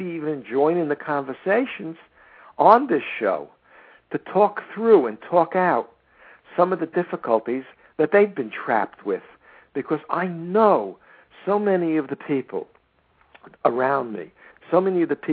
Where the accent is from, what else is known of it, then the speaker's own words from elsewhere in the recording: United States; I'm an American